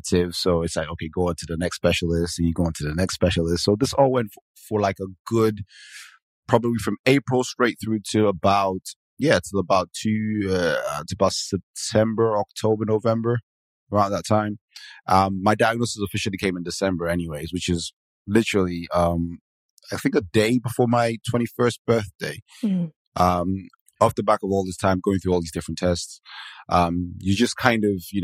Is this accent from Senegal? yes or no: no; Nigeria; moved away as an adult; now in Manchester, United Kingdom; I am originally Nigerian, and I moved to the UK in 2005.